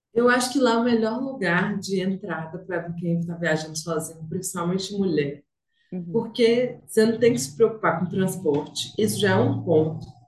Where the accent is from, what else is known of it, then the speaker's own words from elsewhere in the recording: interior of Minas Gerais, Brazil; now in Belo Horizonte, Brazil; Eu sou do interior de Minas